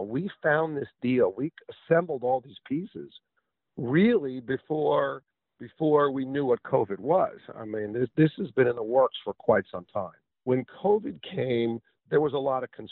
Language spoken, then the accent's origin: English; New York, United States; moved away as an adult; now in Pensacola, United States; I come from New York